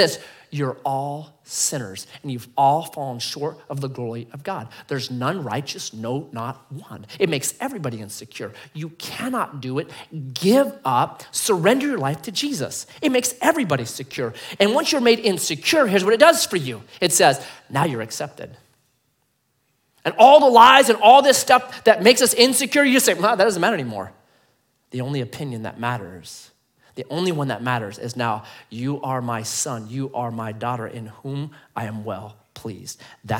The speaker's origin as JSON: {"language": "English", "town": "Grants Pass", "region": "Oregon", "country": "United States", "tie": "born there", "said": "I was born in Grants Pass, man. Born on 6th and G Street, right?"}